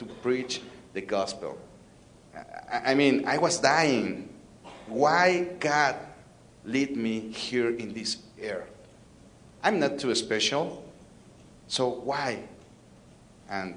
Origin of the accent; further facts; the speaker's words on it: Mexico City, Mexico; I'm from Mexico City, the biggest city of the world. I'm from Mexico City